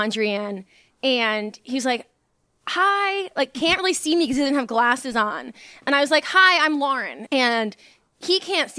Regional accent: Pennsylvania, United States; also born or lived in Texas; when I was in second grade, we moved from Texas mm-hmm. to Pennsylvania

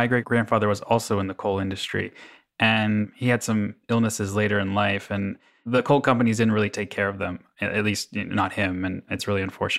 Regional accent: United States; Pittsburgh, Pennsylvania, which is actually not far from my own hometown.

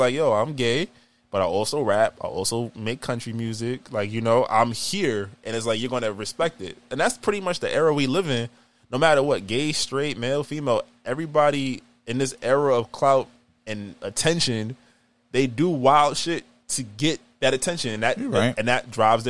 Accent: Queens, New York, United States; I'm from Queens, but 50, it's 50 to Uncle, bro.

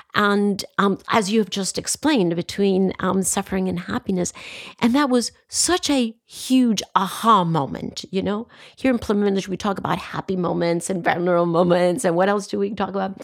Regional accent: Costa Rica; I come from Costa Rica

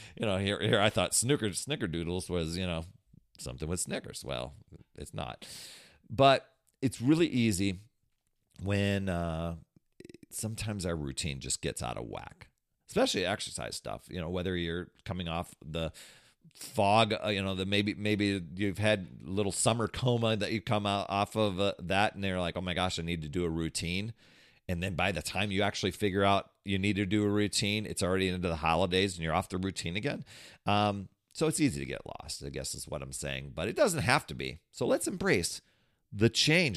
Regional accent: Wisconsin, United States; I grew up in Wisconsin

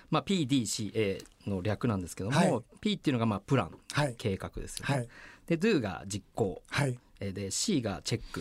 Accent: Yokohama, Kanagawa, Japan; also born or lived in Sagamihara; 横浜市出身で

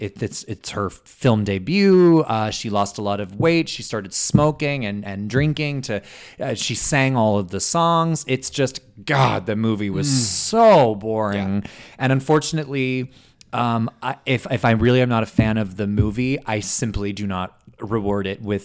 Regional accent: Canada; that's why we're Canadian.

